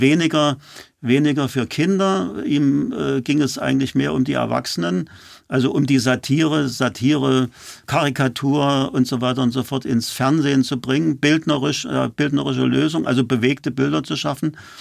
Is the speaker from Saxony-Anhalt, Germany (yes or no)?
yes; Halle, Saxony-Anhalt, Germany; also born or lived in Weißenfels; now in Berlin, Germany; Ich stamme aus Halle, bin dann nach Berlin gekommen